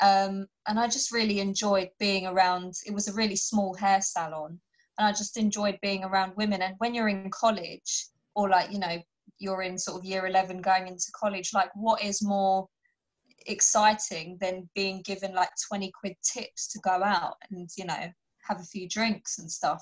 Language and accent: English; United Kingdom; I'm a British Pakistani Muslim, so a lot of it is based on my upbringing